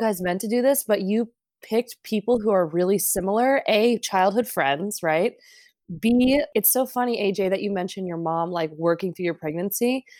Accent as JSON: {"language": "English", "town": "Los Angeles", "region": "California", "country": "United States", "tie": "born or raised there", "said": "we grew up in Los Angeles."}